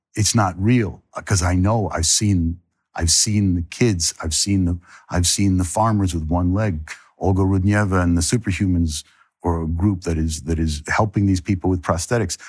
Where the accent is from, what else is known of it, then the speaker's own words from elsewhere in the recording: United States; I'm as American as